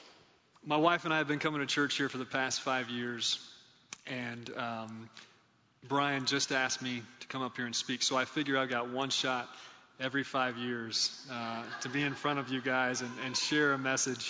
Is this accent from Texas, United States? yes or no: yes; Texas, United States; moved away as an adult; now in Ohio, United States; I'm from Texas originally. Came up from Texas to Ohio in my mid-20s.